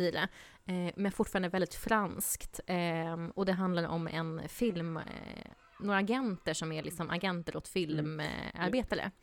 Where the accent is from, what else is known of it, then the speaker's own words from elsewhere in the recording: southern Sweden, Sweden; moved away; jag kommer från södra Sverige